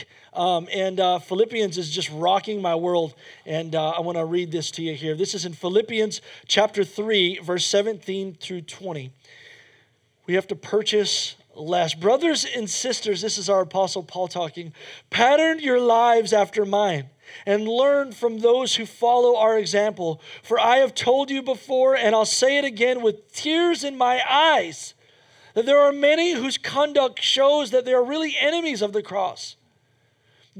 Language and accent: English; United States; as an American